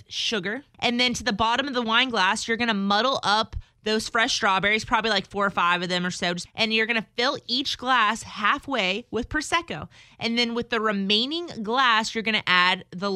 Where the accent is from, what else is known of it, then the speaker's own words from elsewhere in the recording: South Louisiana, United States; now in Houston, United States; Growing up in South Louisiana